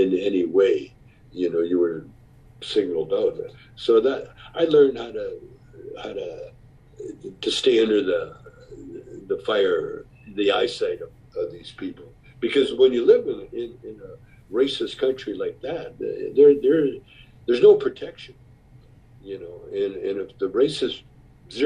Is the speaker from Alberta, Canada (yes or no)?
yes; Calgary, Alberta, Canada; I grew up in Calgary, Alberta, Canada